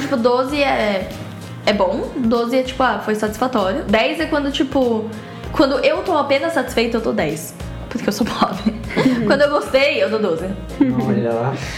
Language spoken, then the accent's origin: Portuguese; Brazil; moved away; como brasileiro